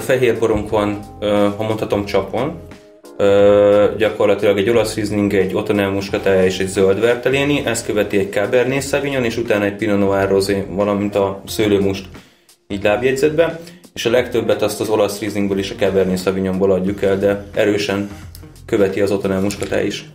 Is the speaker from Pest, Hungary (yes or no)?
no; Nemesvita, Veszprém County, Hungary; Nemes Vitán a falun, ahol mi származunk